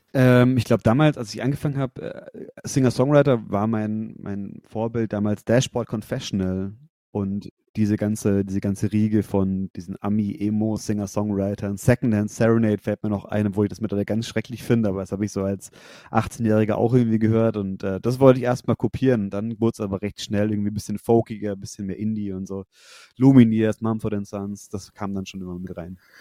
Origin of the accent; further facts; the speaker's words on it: Nuremberg–Fürth area, Bavaria, Germany; now in Fürth, Germany; wir kommen alle aus der Ecke Nürnberg, Fürth